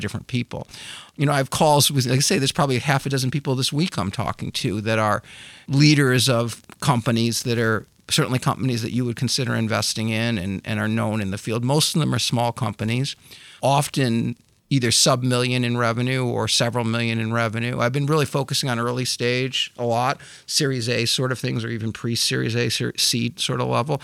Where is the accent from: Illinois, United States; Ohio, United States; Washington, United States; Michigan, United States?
Michigan, United States; Grew up in Michigan